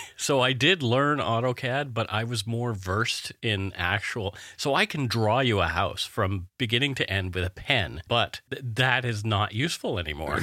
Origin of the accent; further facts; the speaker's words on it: Canada; We are ordinary Canadian schmucks